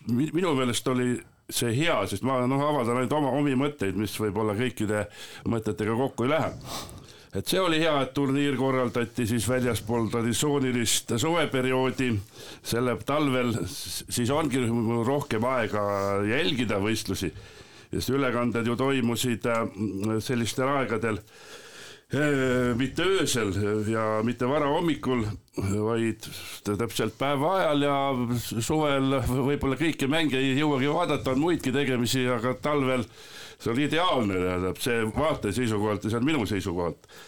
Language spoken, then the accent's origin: Estonian; Põltsamaa, Jõgeva County, Estonia; ise olen ka siit Põltsamaa kandist ja eks ka lapsepõlves sai seda jalgpalli mängitud.